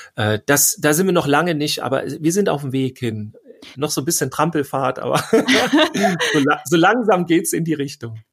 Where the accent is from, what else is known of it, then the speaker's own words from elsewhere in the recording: Schleswig-Holstein, Germany; ich komme ja aus Schleswig-Holstein